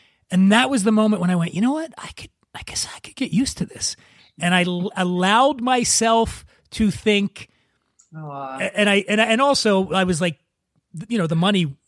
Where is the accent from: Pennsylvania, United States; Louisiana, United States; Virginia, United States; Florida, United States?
Pennsylvania, United States; Philadelphia; I grew up poor in Philadelphia